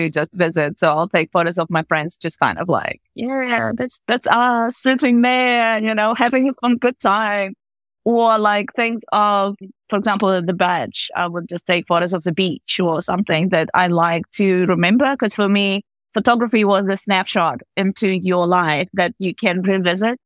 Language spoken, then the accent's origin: English; Latvia; moved away as an adult; now in Auckland, New Zealand; So I was born in Latvia in the 80s. So it's actually, yeah, so I spent quite a long time in Latvia. So actually 20 years growing up there.